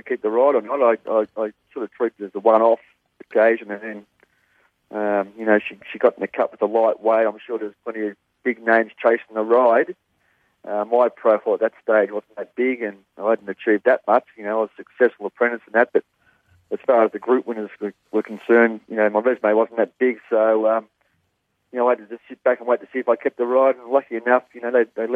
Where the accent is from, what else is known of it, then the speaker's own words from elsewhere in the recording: Parkdale, Victoria, Australia; also born or lived in Epsom / Flemington; I was originally from Parkdale, and went to John's at Epsom there, and then we transferred over to Flemington when I was about 19.